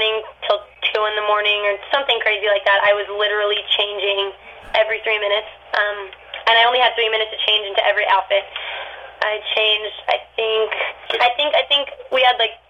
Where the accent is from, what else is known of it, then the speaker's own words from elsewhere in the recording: Manteca, California, United States; moved away as an adult; Manteca is a really small town